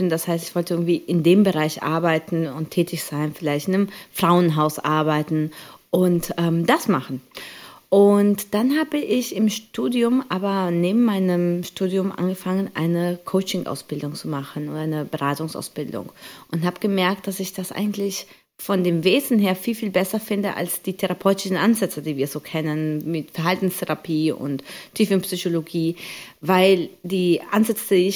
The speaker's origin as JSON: {"language": "German", "country": "Colombia", "said": "Ich komme ursprünglich aus Kolumbien und habe da Salsa und Bachata ähm, gelernt äh, aus meiner Kindheit und mit meinen Geschwistern."}